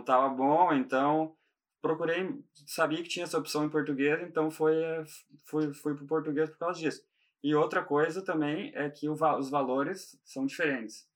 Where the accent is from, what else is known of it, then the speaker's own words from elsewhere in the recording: Gaúcho, Rio Grande do Sul, Brazil; moved away as an adult; also born or lived in Italy / London; now in Ireland; eu sou gaúcho